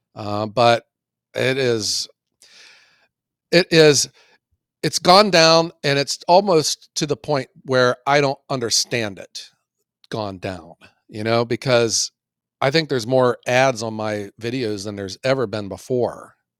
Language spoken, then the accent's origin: English; Ohio, United States; I'm from Ohio